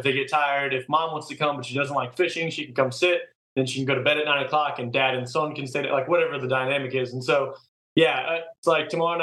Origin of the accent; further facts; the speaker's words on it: Kansas City, United States; moved away; I'm from Kansas City